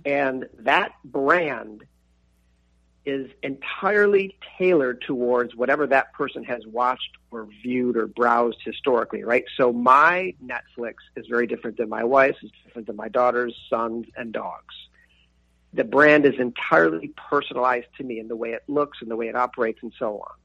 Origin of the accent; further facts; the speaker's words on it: Buffalo, New York, United States; being an Irish kid from North Buffalo